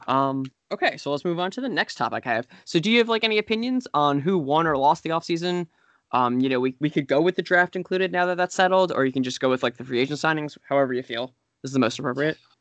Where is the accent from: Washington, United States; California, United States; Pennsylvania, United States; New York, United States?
New York, United States; New York City; I grew up in the New York City area